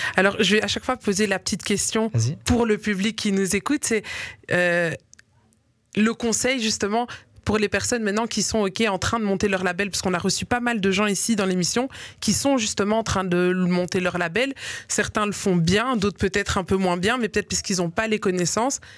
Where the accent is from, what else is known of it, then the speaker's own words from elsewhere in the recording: Liège, Wallonia, Belgium; moi j'ai grandi à Liège